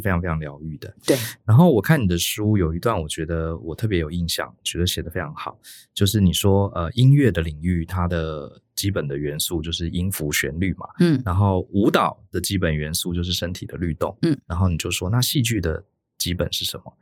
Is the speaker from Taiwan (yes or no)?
yes; Taiwan; 我们台湾人跟欧美的人比起来，我们表达上真的是比较一板一眼